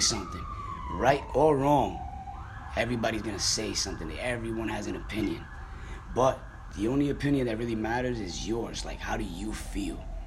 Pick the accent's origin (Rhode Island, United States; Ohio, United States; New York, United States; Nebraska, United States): Rhode Island, United States; Providence; also born or lived in Dominican Republic; now in New Jersey, United States; I originally grew up in Providence, Rhode Island.